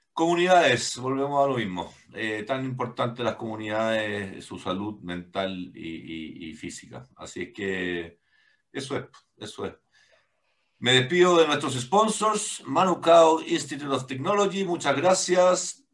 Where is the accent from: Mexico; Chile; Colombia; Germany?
Chile; como chilenos tenemos que hacer algo